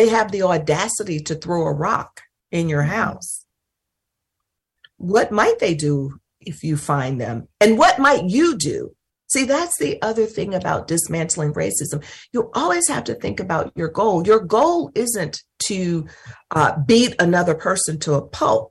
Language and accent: English; North Mississippi, United States; moved away; We lived in North Mississippi